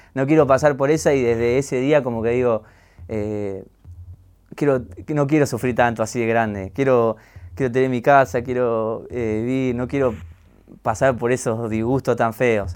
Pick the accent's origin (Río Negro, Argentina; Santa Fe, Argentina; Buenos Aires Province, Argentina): Buenos Aires Province, Argentina; Gregorio de Laferrere; also born or lived in Mataderos, Buenos Aires / Rafael Castillo / San Justo; después me crié toda la vida en, La Ferrere